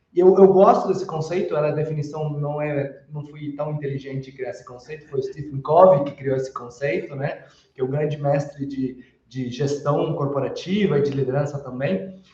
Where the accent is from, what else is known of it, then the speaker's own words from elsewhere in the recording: Uruguay; Portuguese is a second language; aproveito para pedir desculpas para algum portunhol que soltar, sou uruguaio, e sempre que falo em português vem alguma coisinha ali